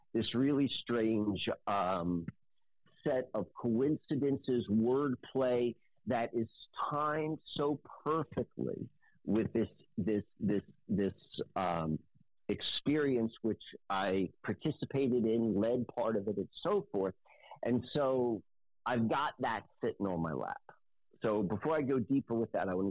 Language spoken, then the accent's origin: English; Maryland, United States; now in Lancaster, United States; I didn't grow up in where I live in Lancaster right now. I grew up in Maryland